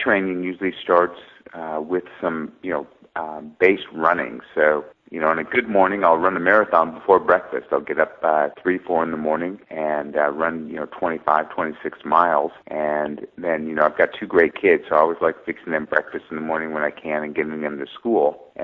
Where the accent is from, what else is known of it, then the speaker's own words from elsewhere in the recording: United States; I'm Greek American